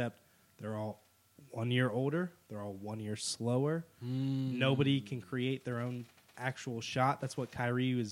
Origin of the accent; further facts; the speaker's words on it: Cleveland, Ohio, United States; I'm from Cleveland